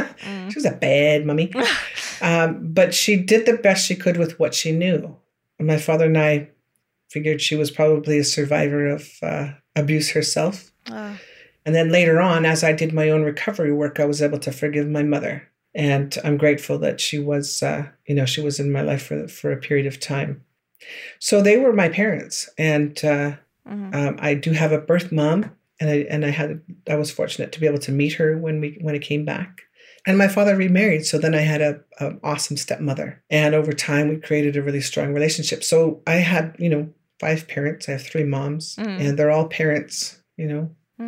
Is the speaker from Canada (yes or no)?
yes; George Gordon First Nation, Saskatchewan, Canada; I'm from George Gordon First Nation in the southern part of Saskatchewan Treaty 4 area.